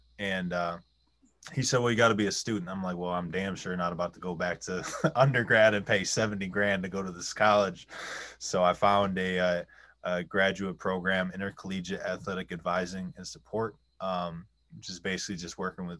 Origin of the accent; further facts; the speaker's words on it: Rochester, New York, United States; I'm from Rochester, New York